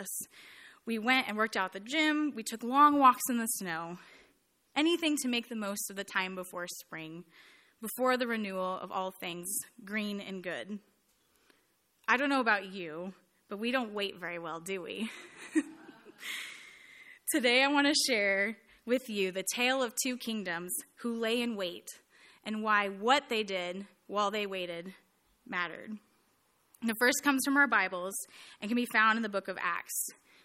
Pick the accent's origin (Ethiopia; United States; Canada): United States; California; moved away as an adult; also born or lived in Santa Barbara, California; now in Indianapolis, United States; a girl who was born and raised in California